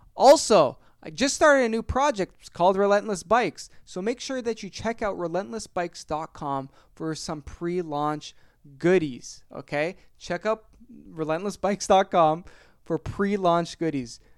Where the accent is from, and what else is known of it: Ontario, Canada; born or raised there